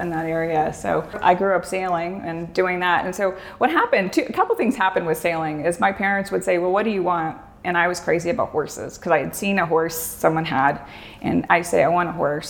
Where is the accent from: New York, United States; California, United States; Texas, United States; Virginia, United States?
Virginia, United States; Norfolk; also born or lived in Seoul, South Korea / South Georgia; now in New Mexico, United States; I was born in Seoul, South Korea in 1969. I grew up mostly in the Mid-Atlantic area, Norfolk, Virginia